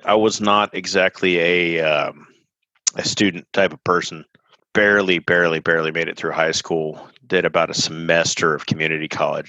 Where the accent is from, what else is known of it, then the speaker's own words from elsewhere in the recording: Austin, Texas, United States; born there; I'm from Austin originally. I was born here in 1981 and ended up kind of moving all over the country.